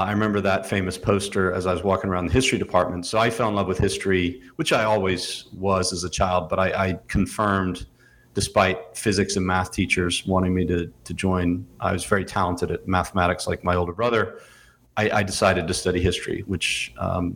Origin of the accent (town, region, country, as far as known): Louisiana, United States; born or raised there; also born or lived in Belfast, Northern Ireland